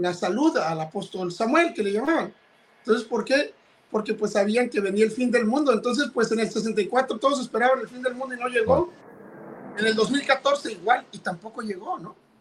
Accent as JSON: {"language": "Spanish", "town": "Ensenada", "region": "Baja California", "country": "Mexico", "tie": "born or raised there", "said": "Yo nací en Ensenada, Baja California, que, en México"}